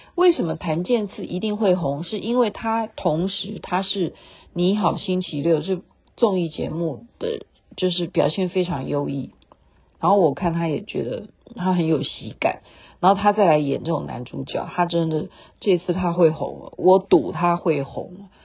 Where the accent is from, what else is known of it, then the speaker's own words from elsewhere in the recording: Taiwan; 对我们台湾人来讲